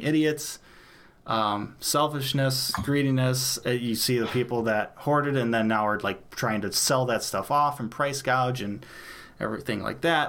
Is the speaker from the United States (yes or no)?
yes; United States; I love being an American